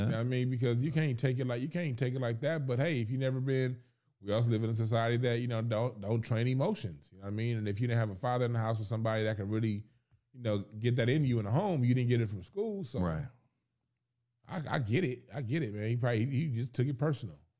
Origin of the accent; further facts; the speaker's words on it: Los Angeles, California, United States; I grew up in South Central LA, them churches